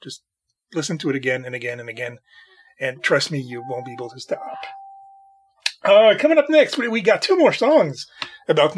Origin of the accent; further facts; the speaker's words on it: Canada; I'm Canadian